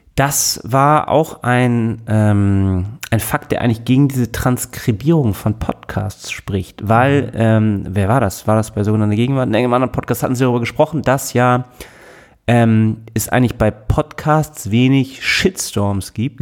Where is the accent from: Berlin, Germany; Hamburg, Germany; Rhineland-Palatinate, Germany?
Hamburg, Germany; ich bin doch auch geboren in Hamburg